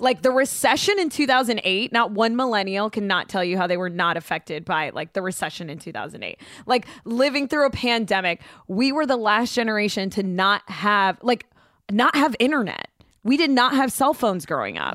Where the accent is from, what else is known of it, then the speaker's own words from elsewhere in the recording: Boca Raton, Florida, United States; moved away as an adult; also born or lived in Houston, Texas / Orlando, Florida; now in Los Angeles, United States; I grew up in South Florida. And so I went to high school in Boca.